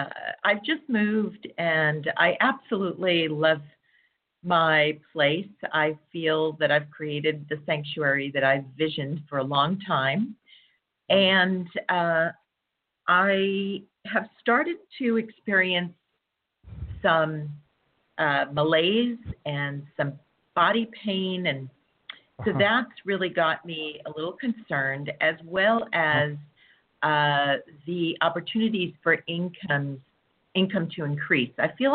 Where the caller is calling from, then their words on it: Southern California, United States; I'm calling from California.